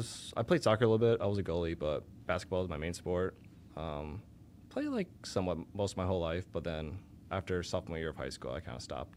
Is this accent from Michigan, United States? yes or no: no; Elgin, Illinois, United States; also born or lived in Chicago; grew up my whole life in Elgin. Never moved.